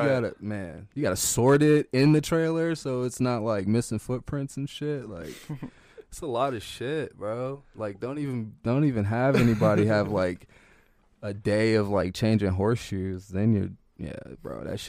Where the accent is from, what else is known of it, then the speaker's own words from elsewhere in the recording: Oakton, Virginia, United States; I grew up in Oakton, Virginia.